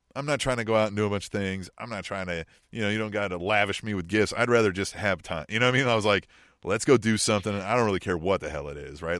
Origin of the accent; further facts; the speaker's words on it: Manhattan, Kansas, United States; now in Kansas City, United States; I grew up in Manhattan, Kansas town